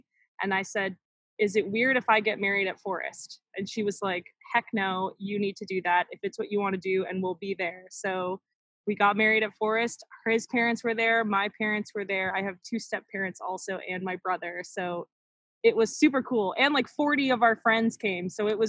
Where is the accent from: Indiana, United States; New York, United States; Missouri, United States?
New York, United States; upstate; moved away as an adult; now in Minnesota, United States; I'm from New York, upstate New York.